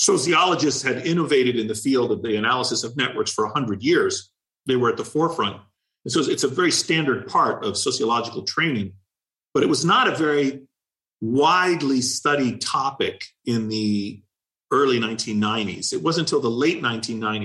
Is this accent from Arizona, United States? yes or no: no; Washington, District of Columbia, United States; moved away as an adult; I grew up in Washington, D.C.